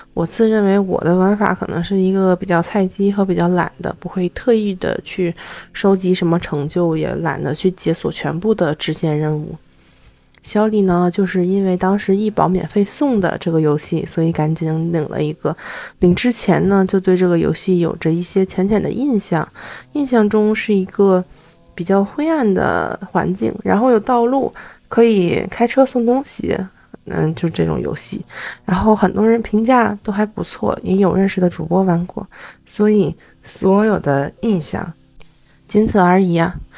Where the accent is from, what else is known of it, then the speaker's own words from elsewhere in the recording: China; 咱作为中国人